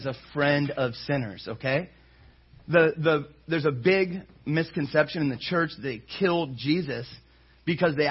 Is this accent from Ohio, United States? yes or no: yes; Ohio, United States; moved away; I come from Ohio, and I came from a church there